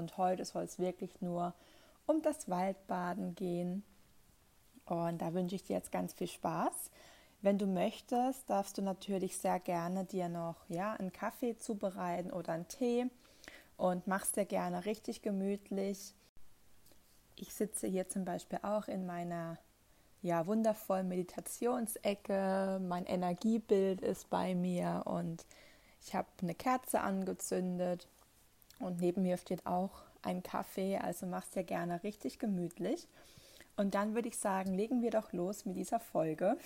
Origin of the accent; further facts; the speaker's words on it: near the Northern Black Forest, Baden-Württemberg, Germany; ich komme ja hier aus der Nähe vom Nordschwarzwald